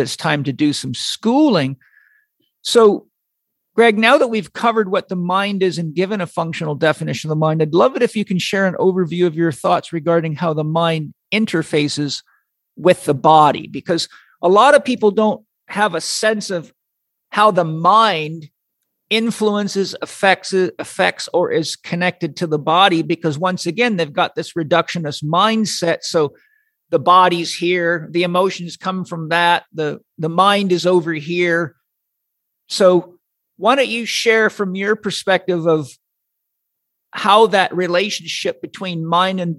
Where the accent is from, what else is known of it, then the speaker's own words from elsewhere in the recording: United States; as an American